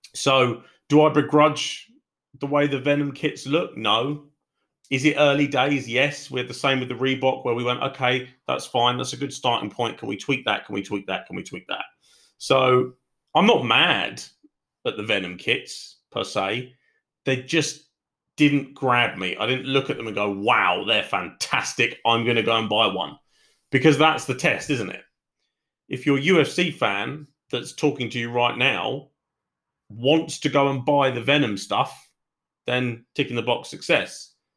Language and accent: English; United Kingdom; I am British